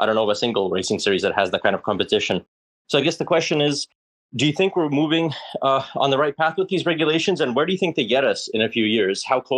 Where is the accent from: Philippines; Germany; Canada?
Canada; I'm from Canada.